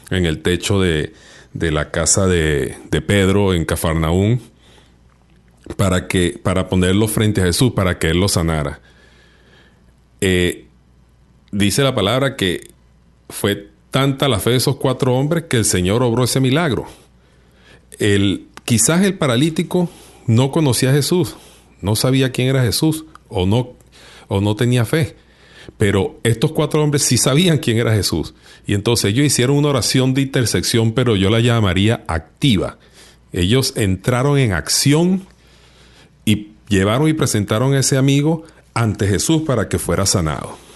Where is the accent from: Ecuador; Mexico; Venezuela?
Venezuela; yo soy venezolano